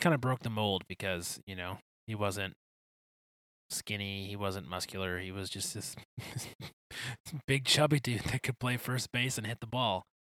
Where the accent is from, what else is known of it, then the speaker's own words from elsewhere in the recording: Detroit, Michigan, United States; I'm from Detroit